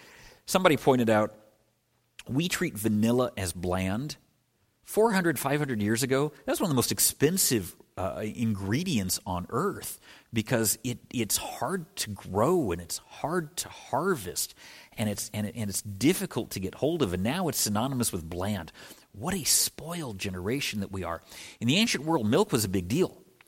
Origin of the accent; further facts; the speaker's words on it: Midwest, United States; All right, that's a Midwest store. I'm from the Midwest. They're everywhere.